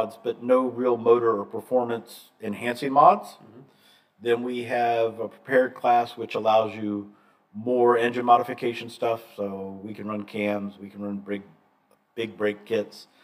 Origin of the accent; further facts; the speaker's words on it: Atlanta, Georgia, United States; I'm from Atlanta